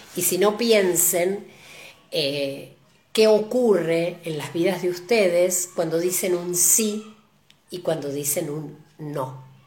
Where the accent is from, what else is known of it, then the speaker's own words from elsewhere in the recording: Argentina; como argentinos